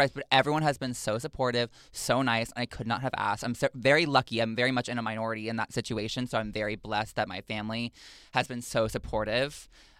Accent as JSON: {"language": "English", "region": "Texas", "country": "United States", "tie": "born or raised there", "said": "Growing up in Texas, when people ask me what that's like, because people are always like, oof, like that must have sucked, you know?"}